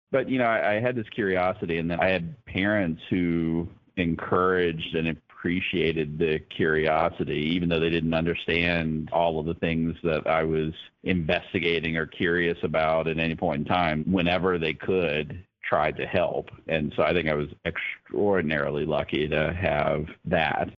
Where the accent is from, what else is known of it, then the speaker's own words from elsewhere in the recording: Campbell County, Virginia, United States; I grew up in Campbell County. I went to college at Lynchburg College